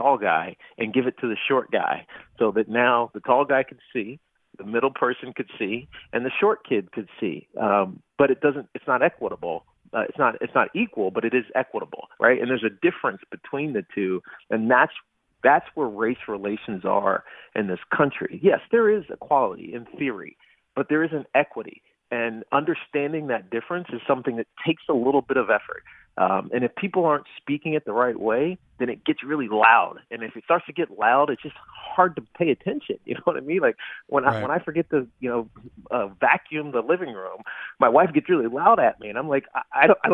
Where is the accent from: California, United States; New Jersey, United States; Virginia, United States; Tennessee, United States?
Virginia, United States; Roanoke; I'm black and I'm from Roanoke